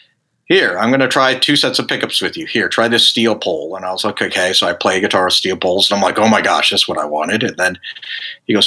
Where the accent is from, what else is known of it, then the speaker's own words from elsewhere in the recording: Dallas, Texas, United States; I grew up in Dallas, Texas